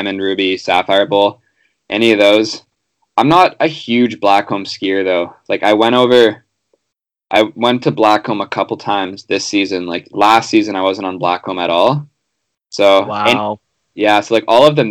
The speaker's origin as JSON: {"language": "English", "town": "Vancouver", "region": "British Columbia", "country": "Canada", "tie": "born or raised there", "said": "I grew up on Dunbar Street"}